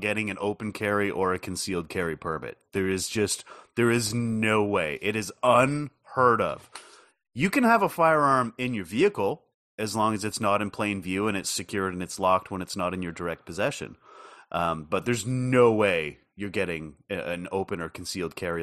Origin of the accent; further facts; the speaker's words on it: Canada; as a Canadian